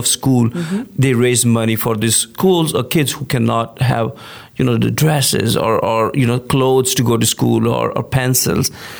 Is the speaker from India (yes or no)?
yes; India; now in League City, United States; I'm originally from India, come from a small town village mentality